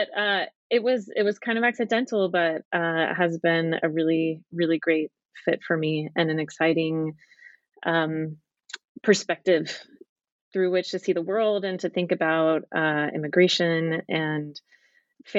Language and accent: English; Dallas, Texas, United States; moved away as an adult; also born or lived in California / England / Utah / Southern California; I grew up in Dallas, Texas